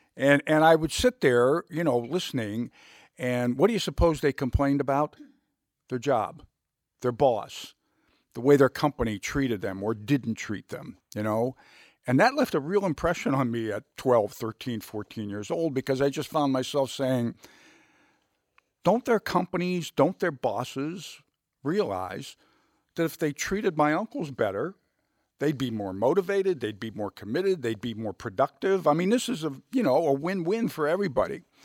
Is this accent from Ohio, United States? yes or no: yes; Youngstown, Ohio, United States; I grew up in Youngstown, Ohio